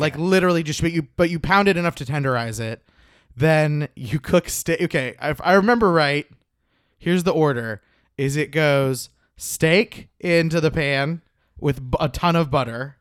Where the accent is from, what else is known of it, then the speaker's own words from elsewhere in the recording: Oklahoma, United States; I'm from Oklahoma